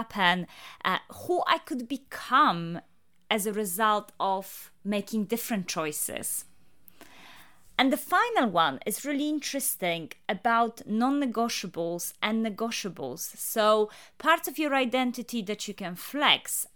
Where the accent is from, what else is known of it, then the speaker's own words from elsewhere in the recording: Poland; moved away as an adult; now in United Kingdom; I'm Polish, but I have been living in the UK for the last 15 years.